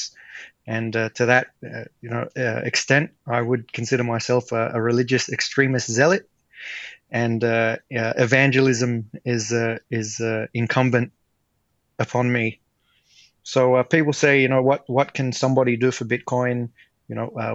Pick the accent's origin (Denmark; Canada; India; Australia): Australia; I grew up in Australia